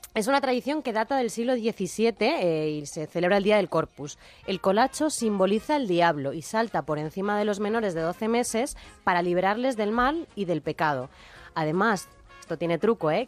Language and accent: Spanish; Spain; los españoles somos así un poco festeros